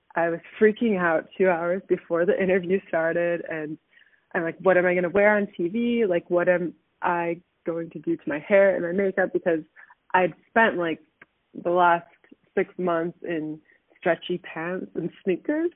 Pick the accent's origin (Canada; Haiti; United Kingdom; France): Canada; moved away as an adult; also born or lived in Southern California, United States; now in Germany; I moved back to Canada. I graduated from high school